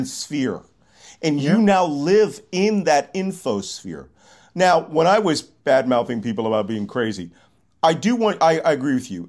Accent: Philadelphia, Pennsylvania, United States; I'm from Philadelphia, born and bred in Philadelphia. I'm a native Philadelphia.

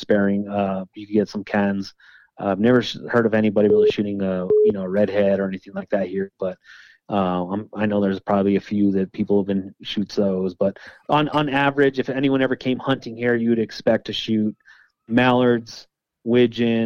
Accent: New Mexico, United States; I've been born and raised here

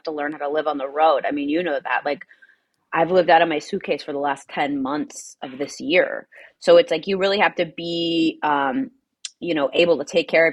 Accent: New Jersey, United States; moved away as an adult; also born or lived in Dallas, Texas / Ohio; I'm originally from Dallas. I grew up in New Jersey

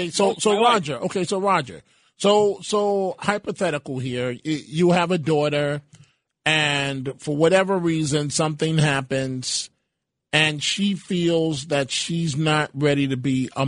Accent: Bronx, New York, United States; So those that um maybe from the Bronx, and I'm I'm from the Bronx

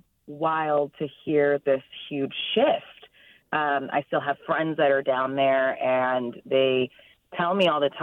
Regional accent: Inland Empire, California, United States; also born or lived in Rancho Cucamonga / Fontana; now in San Francisco, United States; I grew up in the Inland Empire, the IE, as we also called it

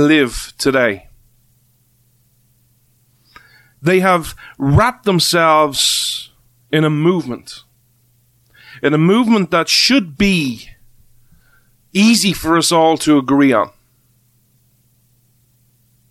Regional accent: Ireland; as an Irishman

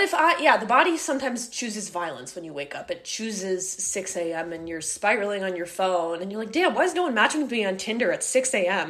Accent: Midwest, United States; We're both from the Midwest

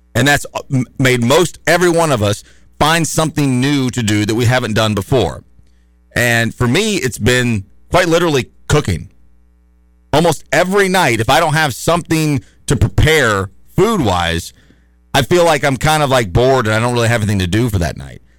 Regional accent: United States; I'm an American

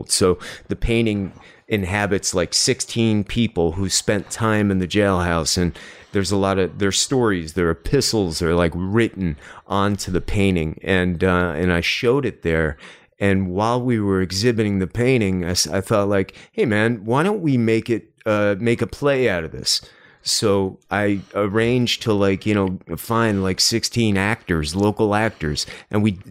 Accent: New York, United States; like I grew up outside of Manhattan.

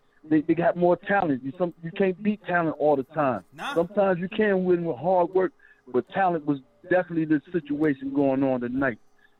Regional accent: New York City, New York, United States; now in Carolina, United States; I come from Riverside Church. Even though I'm in Carolina, I come from learning how to handle that rock.

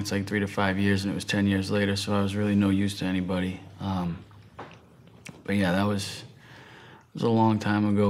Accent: right outside of Boston, Massachusetts, United States; I'm from the East Coast, from Massachusetts, right outside of Boston. Very, uh, very competitive where I'm from

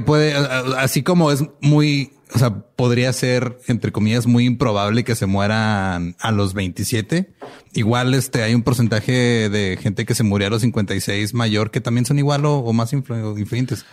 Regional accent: Mexico; buenos mexicanos

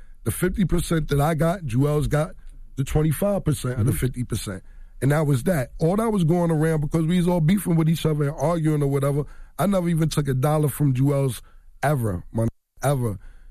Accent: Harlem, New York, United States; You know what? I live in Harlem World, and I don't live there anymore, but I'm from Harlem World.

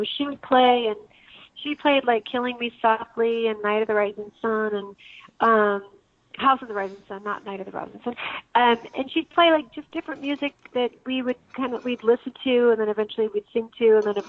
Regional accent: Santa Fe, New Mexico, United States; I'm from New Mexico originally. I'm born and raised in Santa Fe, New Mexico, and I went out, came out to Arizona, and I've kind of never left.

